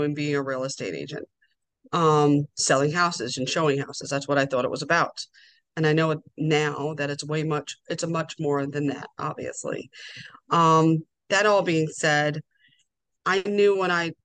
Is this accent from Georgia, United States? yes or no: no; Long Island, New York, United States; moved away as an adult; now in Towson, United States; I'm originally from Long Island, New York, born and raised.